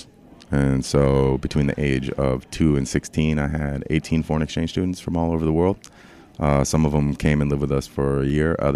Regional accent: St. Paul, Minnesota, United States; also born or lived in Puerto Rico / Miami / New York; I'm from St. Paul, Minnesota. Born and raised

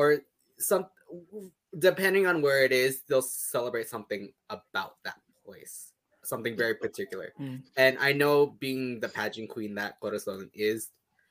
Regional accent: Canada; I am a Filipina Canadian. I was born in Canada to Filipino immigrants

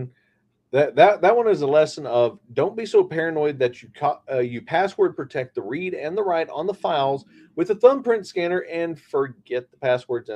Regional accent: Southern West Virginia, United States; Growing up in Southern West Virginia

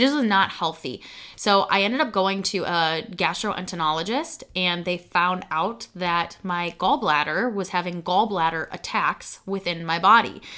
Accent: Chicago, Illinois, United States; i was in that entire i would say broadcast stage in chicago

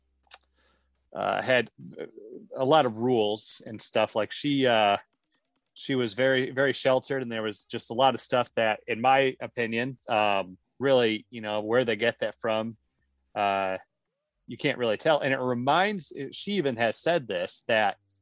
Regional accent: Michigan, United States; I grew up in Michigan.

